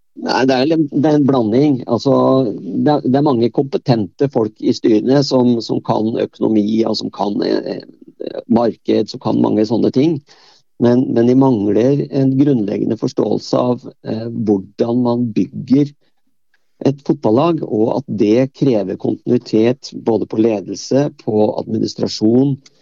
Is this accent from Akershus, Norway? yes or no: yes; Bærum, Akershus, Norway; selv om jeg kom fra Bærum, så kom jeg fra et typisk sånn eh, arbeiderstrøk.